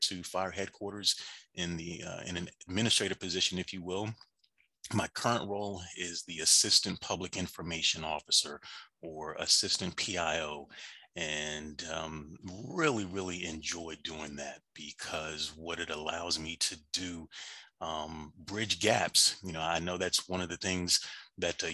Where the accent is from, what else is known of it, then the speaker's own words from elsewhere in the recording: Washington, D.C. / suburbs of Maryland, United States; moved away as an adult; now in Atlanta, United States; I am actually from Washington, D.C. That is, the DMV is home for me. Grew up in the suburbs of Maryland, probably in grade school, and moved down to Atlanta back in 2003-ish